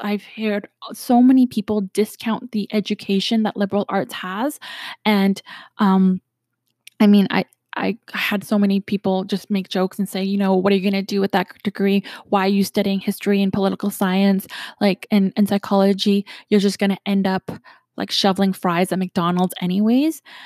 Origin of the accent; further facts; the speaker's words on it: Canada; I'm from Canada